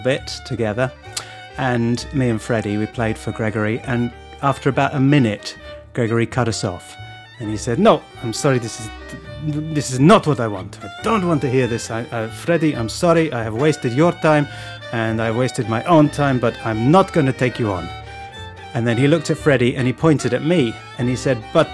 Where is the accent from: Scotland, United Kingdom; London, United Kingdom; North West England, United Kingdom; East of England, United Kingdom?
London, United Kingdom; moved away as an adult; also born or lived in Sheffield; I grew up in North London